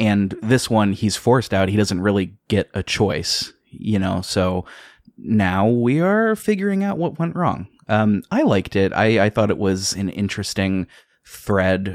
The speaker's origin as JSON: {"language": "English", "country": "United States", "tie": "born or raised there", "said": "I'm from America, I live in America, I have all my life"}